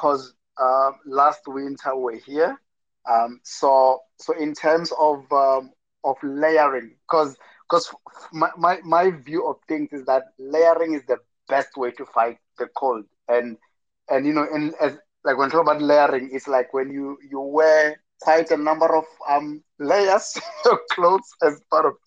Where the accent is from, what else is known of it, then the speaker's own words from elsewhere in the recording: Limpopo, South Africa; moved away; back at home in South Africa, in Limpopo, it can be quite very hot